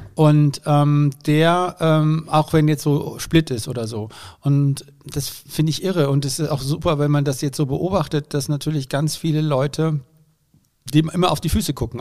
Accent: Germany; wurden aber natürlich als Deutsche ziemlich bemitleidet

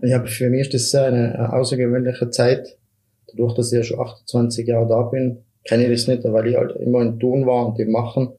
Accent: Mieming, Tyrol, Austria; Mirming ist meine Heimat, ich habe meine Freunde

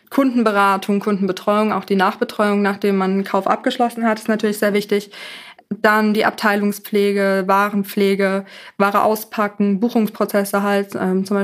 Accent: Bühl, Baden-Württemberg, Germany; Aus Bühl, das ist

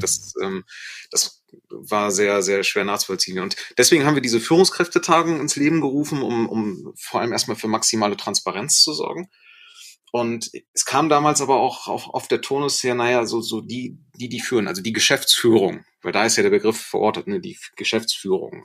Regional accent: Germany; also born or lived in Osnabrück, Lower Saxony; wir sind ja Deutsche, wir haben auch diese deutsche Kultur einfach inne

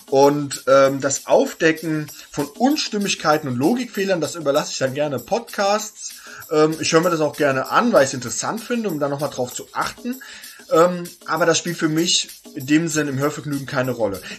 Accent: Hesse, Germany; Denn ich komme eigentlich nicht gebürtig aus Berlin, sondern komme aus Hesse.

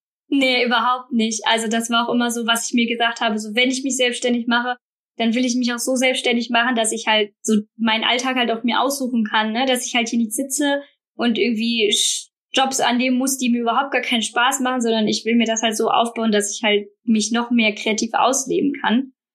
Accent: Bornheim, North Rhine-Westphalia, Germany; now in Münster, Germany; Bin aber gebürtige Rheinländerin, also ähm, bin hier aufgewachsen in schönen Bornheim, in der Nähe von Bonn

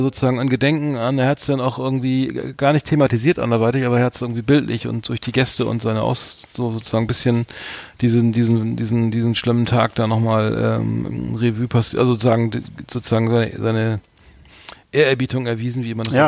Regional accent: Germany; als Deutscher

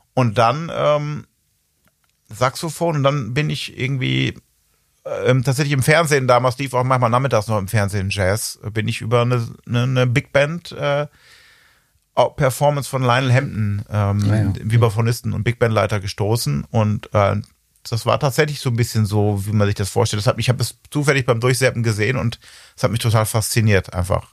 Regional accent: Ibbenbüren, North Rhine-Westphalia, Germany; ich komme wohl noch ein bisschen nördlicher, bin ich geboren in Ebenbüren

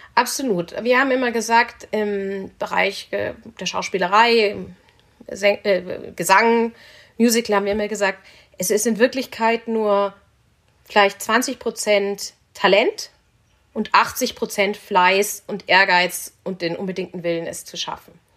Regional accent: Munich, Bavaria, Germany; Ich komme aus München, aus einer Münchner Unternehmersfamilie

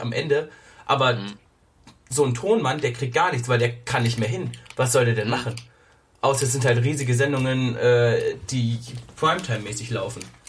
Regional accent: Germany; bei uns in Deutschland

